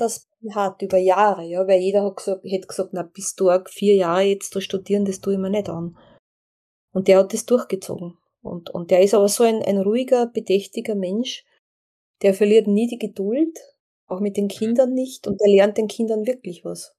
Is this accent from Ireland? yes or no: no; Austria; als Österreicherin